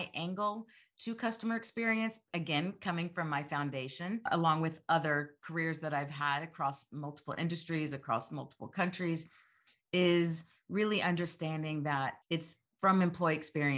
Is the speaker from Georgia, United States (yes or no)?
yes; Georgia, United States; Gosh, I'm a Georgia girl. I grew up in Georgia and really feel so fortunate